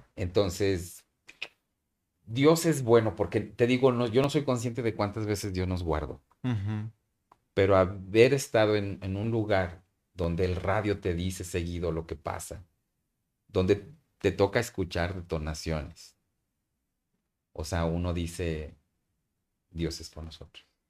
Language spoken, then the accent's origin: Spanish; Mexico; moved away as an adult; also born or lived in Burkina Faso; nosotros como mexicanos, como cualquier mexicano que me puede estar escuchando ahorita